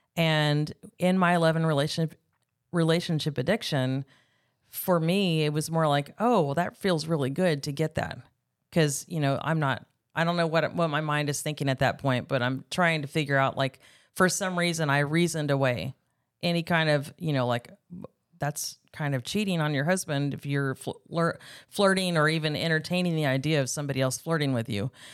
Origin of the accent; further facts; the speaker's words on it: Bakersfield, California, United States; moved away as an adult; now in Arkansas, United States; I am from Bakersfield, California. I grew up out in the country, um, of coun-, of Bakersfield, California, kind of between Shafter and Wasco out in the country there